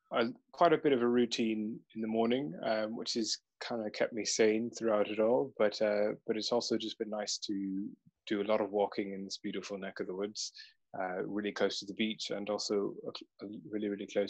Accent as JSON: {"language": "English", "town": "Charleston", "region": "South Carolina", "country": "United States", "tie": "born or raised there", "moved": "yes", "said": "Yes, I'm originally from the United States. I entirely blame my accent on my beautiful girlfriend, now fiancé. I got rid of that when I came here. But I'm originally from, I was raised in a small city called Charleston in South"}